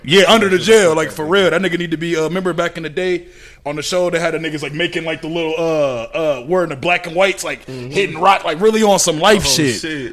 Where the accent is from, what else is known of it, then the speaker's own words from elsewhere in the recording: Minnesota, United States; I'm from Minnesota